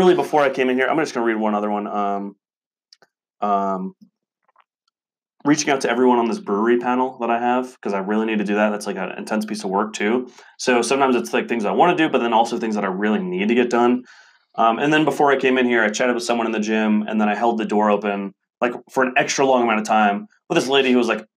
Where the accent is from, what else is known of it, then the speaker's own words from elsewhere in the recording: the South, United States; We're both from the South